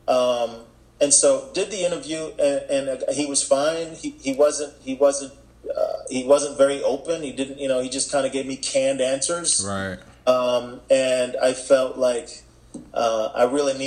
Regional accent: Jamaica; now in Charlotte, United States; raised in Jamaica

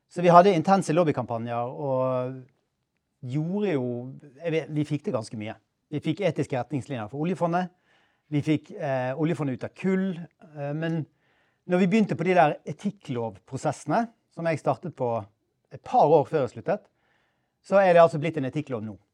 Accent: Bergen, Vestland, Norway; born there; Jeg ble født i Bergen for 56 eh, år siden.

